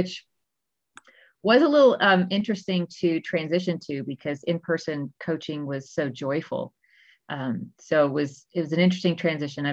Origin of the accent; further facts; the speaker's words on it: Texas, United States; now in Colorado, United States; I'm originally from Texas, but I'm currently in Colorado